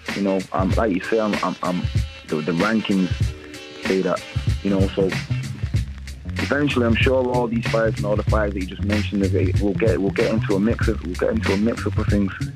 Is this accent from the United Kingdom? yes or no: yes; United Kingdom; We're all from Britain